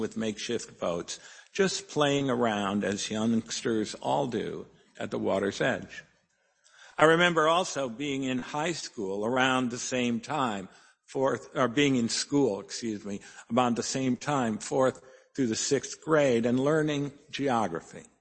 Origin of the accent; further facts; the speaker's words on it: Cleveland Heights, Ohio, United States; As a child, growing up in Cleveland Heights, Ohio, I lived across the street from a huge wooded park with a lake in it